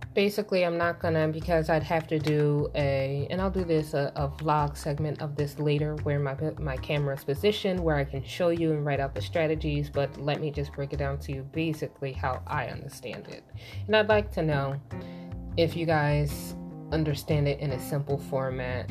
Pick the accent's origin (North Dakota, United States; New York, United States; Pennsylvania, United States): Pennsylvania, United States; Philadelphia; I'm from Philly